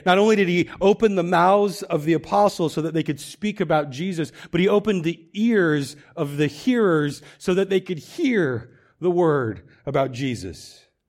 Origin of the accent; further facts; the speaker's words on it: Woodland, United States; I grew up in Woodland. I'm from here. I went to school here.